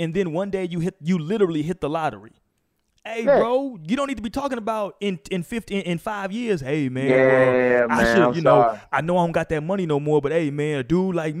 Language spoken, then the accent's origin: English; Houston, Texas, United States; I had the privilege of being and growing up in Houston